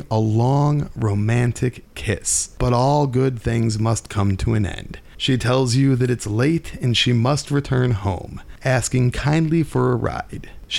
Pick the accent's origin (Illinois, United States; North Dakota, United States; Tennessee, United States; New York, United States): Illinois, United States; we are from Illinois